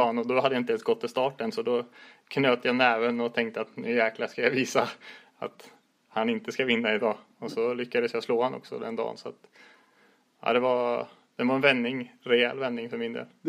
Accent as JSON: {"language": "Swedish", "area": "Västergötland, outside Borås", "region": "Västra Götaland", "country": "Sweden", "also_born_or_lived": "Lidingö", "moved": "yes", "lives_now": "Gothenburg, Sweden", "said": "jag kommer ner från Västergötland och utanför Borås från början"}